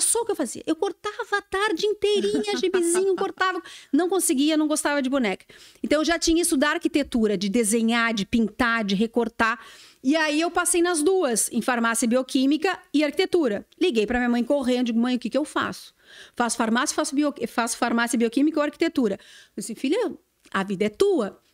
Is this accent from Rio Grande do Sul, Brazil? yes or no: yes; Santa Vitória do Palmar, Rio Grande do Sul, Brazil; moved away; eu sou gaúcha, eu sou de Santa Vitória do Palmar